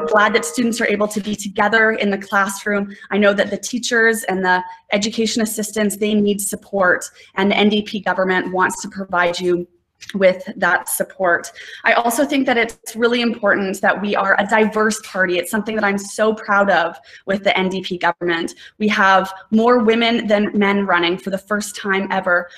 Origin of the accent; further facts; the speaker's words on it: Nelson, British Columbia, Canada; I grew up in Nelson.